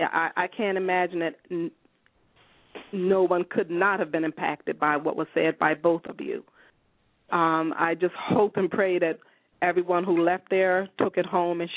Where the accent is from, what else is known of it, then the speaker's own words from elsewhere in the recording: Chester, Pennsylvania, United States; I am from Chester, born, raised, and actually still live here.